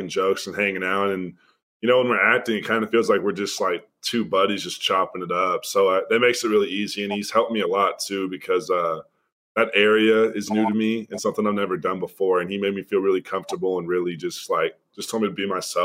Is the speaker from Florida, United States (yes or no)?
no; Dallas, Texas, United States; moved away as an adult; I'm from Dallas